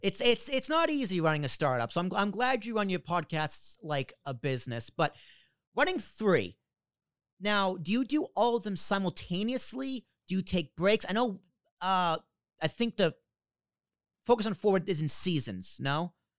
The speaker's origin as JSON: {"language": "English", "town": "Boston", "region": "Massachusetts", "country": "United States", "tie": "born or raised there", "also_born_or_lived": "Long Island, New York", "accent": "New York Boston accent", "moved": "yes", "said": "I grew up in Boston. So, and my dad's from Jersey. So, I have a little bit of both of the New York"}